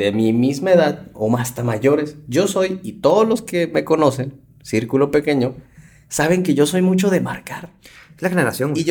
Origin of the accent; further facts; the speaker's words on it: Mexico City, Mexico; aparte que yo pues, vengo de la Ciudad de México.